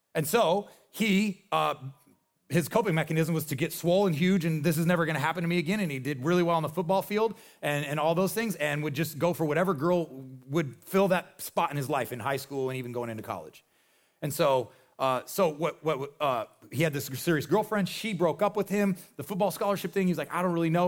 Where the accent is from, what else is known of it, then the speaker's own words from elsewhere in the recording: Nebraska, United States; I am from Nebraska.